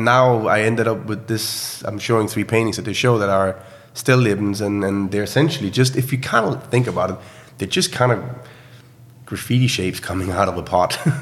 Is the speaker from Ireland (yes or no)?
no; Horsens, Central Denmark Region, Denmark; my hometown called Horsens, which is essentially an old military town